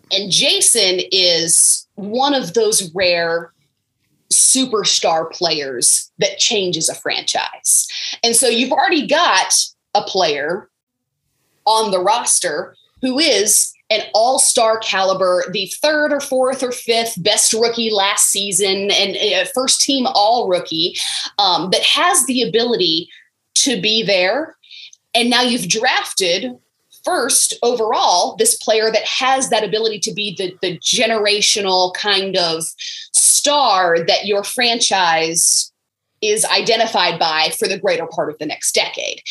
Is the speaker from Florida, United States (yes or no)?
yes; Florida, United States; moved away; I am from Florida, but I am a Florida State fan.